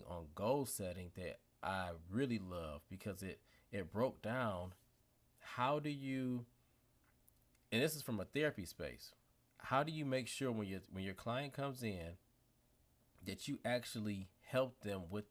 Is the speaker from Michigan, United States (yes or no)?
yes; Detroit, Michigan, United States; I'm from Detroit